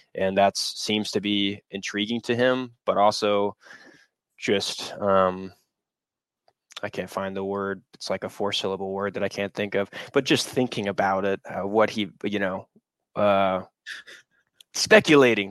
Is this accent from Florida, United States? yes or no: yes; Tallahassee, Florida, United States; I grew up in Tallahassee